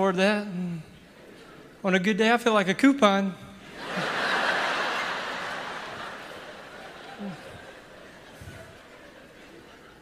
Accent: Ragland, Alabama, United States; born or raised there

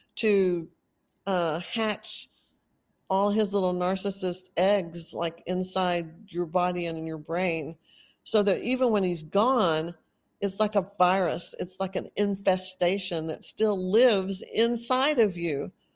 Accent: Texas, United States; accent: Texan; moved away as an adult; also born or lived in Austin, Texas; now in California, United States; I've been in Texas most of my life. Of course, I sound like a Texan.

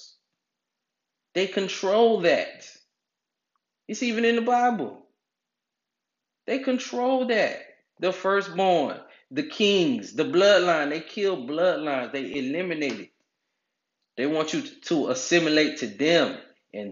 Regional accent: United States; growing up in America

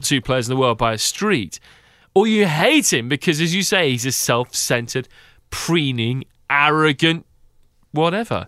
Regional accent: England, United Kingdom; being an Englishman.

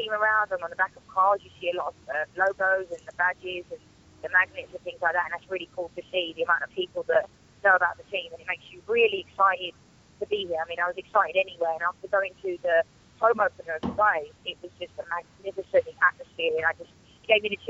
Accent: England, United Kingdom; moved away as an adult; now in United States; I'm from England

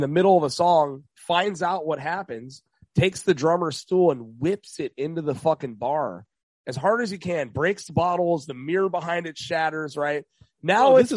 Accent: Lancaster, California, United States; also born or lived in Mojave Desert, California; I'm from Roseman, Lancaster

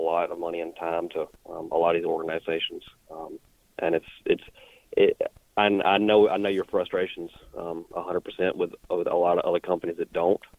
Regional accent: Mississippi, United States; So I am from North Mississippi, and I work for a camo company.

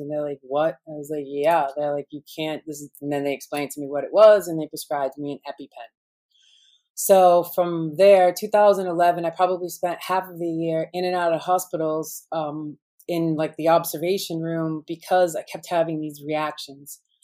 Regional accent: Boston, Massachusetts, United States; I grew up in Boston. You'd say I'm a Boston girl with attitude

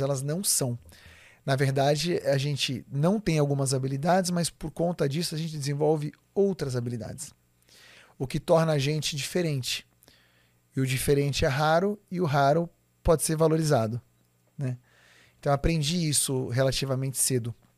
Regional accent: São Paulo, Brazil; Eu nasci em São Paulo, aqui no, no na região de, da, da Vila Mariana, Vila Clementino, por ali

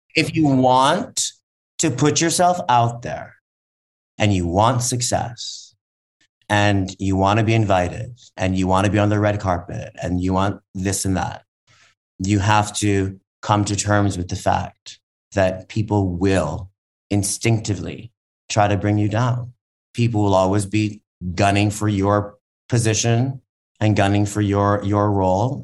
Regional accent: Hawaii, United States; moved away; also born or lived in New York; I grew up in Hawaii on food stamps

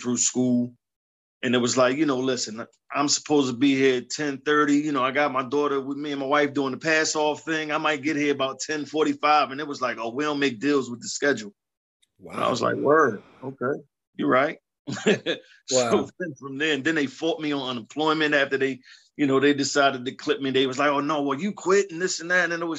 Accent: Philadelphia, Pennsylvania, United States; I'm from Philly, born and raised, man. Initially from Past Young Projects out in South Philly. Moved up to Erie Avenue when I was about 10

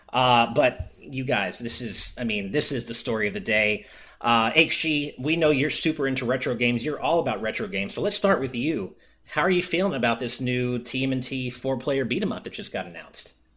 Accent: Los Angeles, California, United States; I was born and raised in SoCal

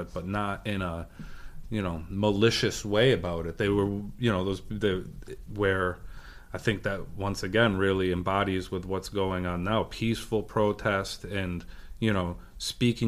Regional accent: Middletown, Connecticut, United States; We grew up in Middletown

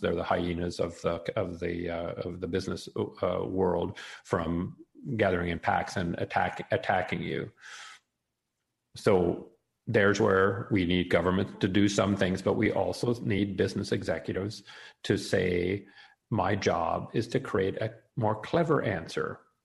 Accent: Canada; now in United States; I'm uh, born in Canada, uh, I'm now live in the States, and I'm also an American uh, citizen

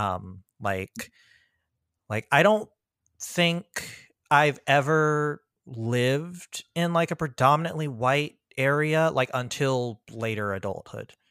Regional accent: PG County, Maryland, United States; born or raised there; also born or lived in Virginia

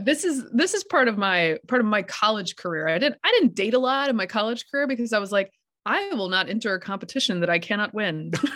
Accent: Durham, North Carolina, United States; moved away; Durham is my hometown

